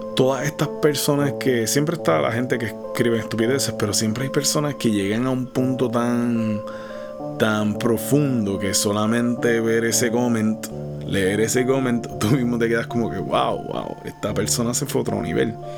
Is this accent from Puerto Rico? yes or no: yes; Puerto Rico; Soy de Puerto Rico